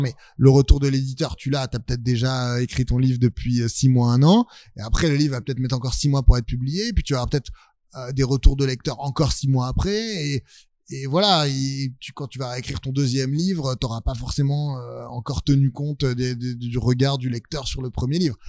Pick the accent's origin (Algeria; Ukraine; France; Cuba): France; Neuilly-sur-Seine, Île-de-France; j'ai grandi à Neuilly